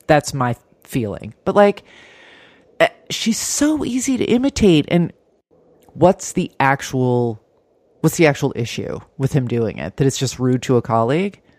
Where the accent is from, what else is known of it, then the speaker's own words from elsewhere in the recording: New Jersey, United States; now in Bay Ridge, Brooklyn, United States; I'm too Jersey